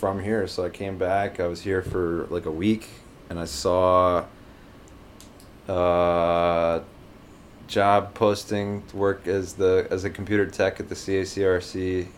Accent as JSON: {"language": "English", "town": "Baton Rouge", "region": "Louisiana", "country": "United States", "tie": "born or raised there", "also_born_or_lived": "New Orleans", "said": "I grew up in Baton Rouge. Um, lived in New Orleans for a little while while I was a kid, and moved here after Katrina, and pretty much just lived in Baton Rouge ever since"}